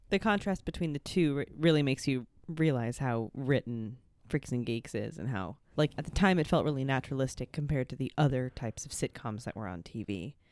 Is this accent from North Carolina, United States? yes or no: no; California, United States; I'm a Californian